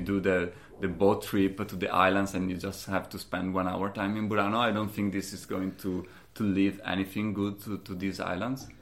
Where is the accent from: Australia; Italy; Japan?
Italy; Valdobbiadene, Veneto; English is a second language; moved away as an adult; my hometown in the Prosecco region, which is just, you know, one hour north of, uh, of here